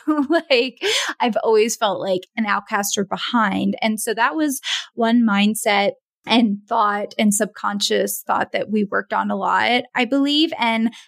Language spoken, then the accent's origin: English; East Coast of the United States, United States; moved away as an adult; also born or lived in Pennsylvania; now in Jackson Hole, United States; I'm from the East Coast of the United States. And now I live in Jackson Hole, Wyoming